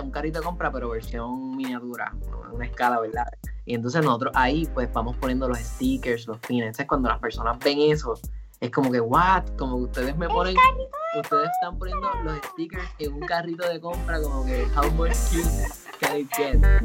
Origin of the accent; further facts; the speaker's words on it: Ponce, Puerto Rico; soy ponceño